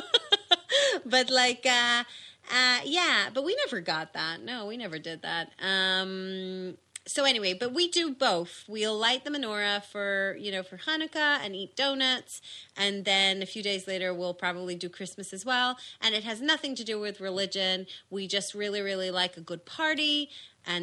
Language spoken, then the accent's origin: English; Israel; moved away; I grew up in Israel